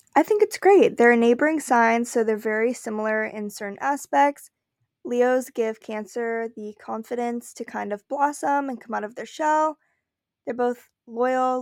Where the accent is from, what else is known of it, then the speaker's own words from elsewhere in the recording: California, United States; I am from California